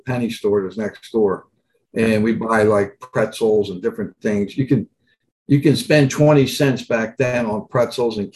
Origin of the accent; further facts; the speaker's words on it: Atlantic City, New Jersey, United States; also born or lived in Hamilton, New Jersey; I was born in 1946, October 3rd, 1946, in Atlantic City, New Jersey, and grew up there. And we moved my parents from Atlantic City to Hamilton, New Jersey.